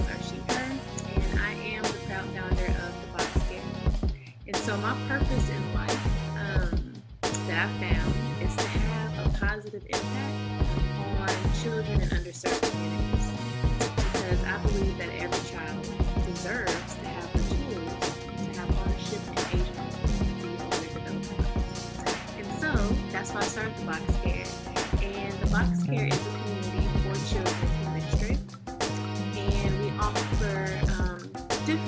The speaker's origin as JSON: {"language": "English", "town": "Oakland", "region": "California", "country": "United States", "tie": "born or raised there", "said": "I was born and raised in Oakland, and I graduated from Skyline High School"}